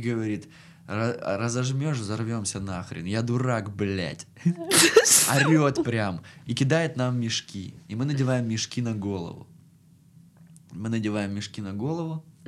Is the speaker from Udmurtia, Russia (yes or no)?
no; Krasnodar, Krasnodar Krai, Russia; мы из Краснодара, типа, приехали по работе